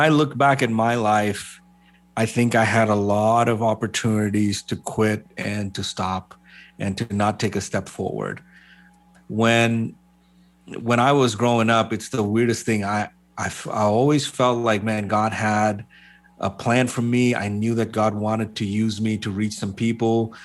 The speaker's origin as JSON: {"language": "English", "country": "Bahrain", "tie": "born or raised there", "also_born_or_lived": "Kerala, India", "moved": "as an adult", "said": "I grew up in the Middle East. I grew up in a place called Bahrain."}